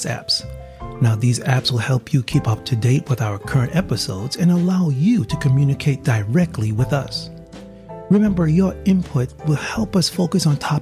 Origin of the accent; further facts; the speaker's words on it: New York City, New York, United States; now in Taiwan; And I'm from New York City, not too far. So, you know, well, right now I'm in Taiwan, mm-hmm. but that's home.